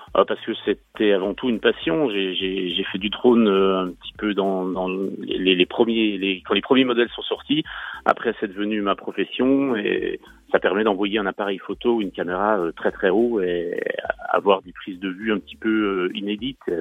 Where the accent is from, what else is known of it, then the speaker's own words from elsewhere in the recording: Jura, Bourgogne-Franche-Comté, France; je suis jurassien de naissance